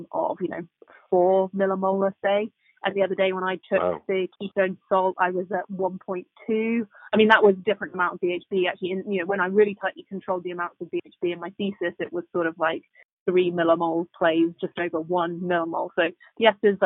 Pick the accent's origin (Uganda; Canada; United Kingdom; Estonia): United Kingdom; England; moved away as an adult; also born or lived in Oxford; now in San Francisco, United States; I moved from England, as you can tell from the accent.